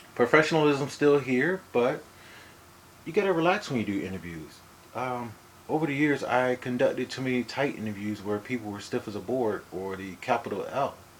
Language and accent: English; Hawaii, United States; I'm from Hawaii